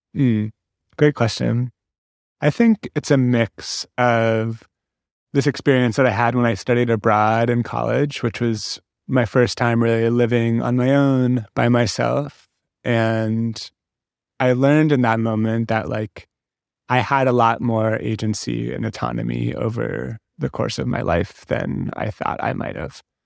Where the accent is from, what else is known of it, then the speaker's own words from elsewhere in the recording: San Francisco, California, United States; I grew up in San Francisco